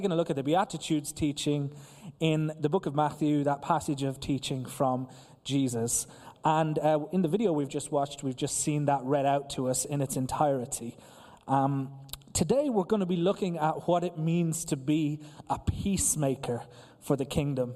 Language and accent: English; Ireland; the island of Ireland, my home country